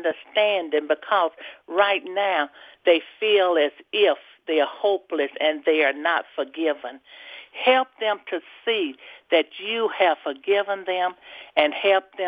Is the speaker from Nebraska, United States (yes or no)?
no; Mississippi, United States; I am from Nelleton, Mississippi